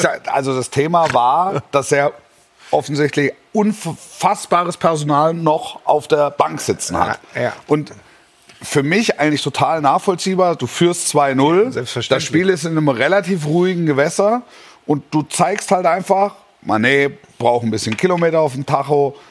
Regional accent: Greater Stuttgart area, Baden-Württemberg, Germany; moved away; also born or lived in Nürtingen; ich bin ja in, im Großraum Stuttgart groß geworden, habe da meine, ne? meine, meine, Schulzeit verbracht am Fuße der Schwäbischen Alb

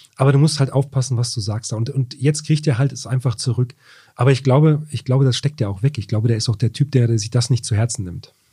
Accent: Wolfsburg, Lower Saxony, Germany; Ich bin ja auch gebürtiger Wolfsburger

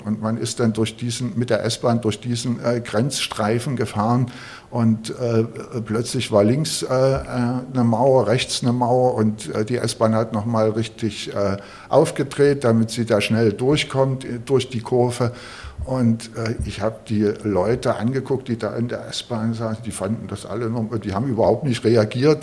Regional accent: Großenhain, Saxony, Germany; now in Berlin, Germany; bin ich in Sachsen aufgewachsen, ein, in einer Kleinstadt in Sachsen, in Großenhain

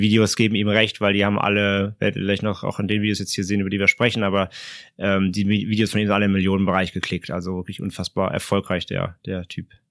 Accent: Germany

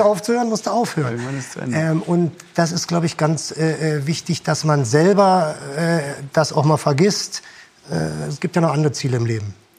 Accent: Germany; also born or lived in Japan; bei uns in Deutschland

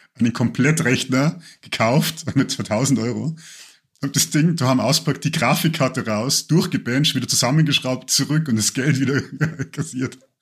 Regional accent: Lower Bavaria, Germany

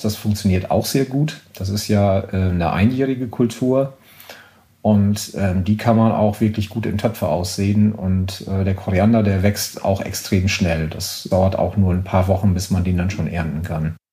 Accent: Germany; now in France; wir haben in Deutschland

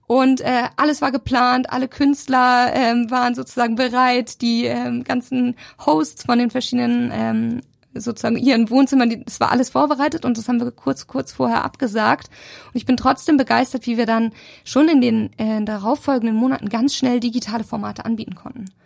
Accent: Sommerland, Schleswig-Holstein, Germany; also born or lived in Elmshorn; now in Hamburg, Germany; ich tatsächlich bin gar nicht so richtig gebürtige Elmshornerin, sondern bin total auf dem Dorf aufgewachsen

